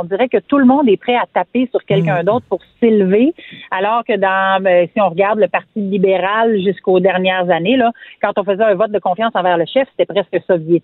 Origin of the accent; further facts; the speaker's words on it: Quebec, Canada; je suis québécoise. Je m'identifie comme québécoise. Je suis francophone, francophile